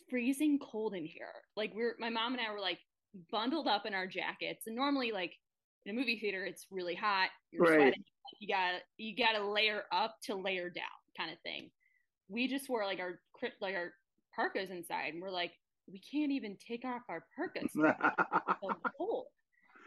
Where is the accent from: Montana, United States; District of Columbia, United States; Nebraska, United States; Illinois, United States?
Illinois, United States; Chicago; I grew up on Wayne Avenue